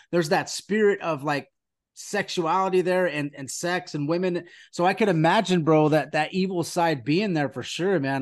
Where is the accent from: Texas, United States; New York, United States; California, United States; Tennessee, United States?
California, United States; we're, we're from California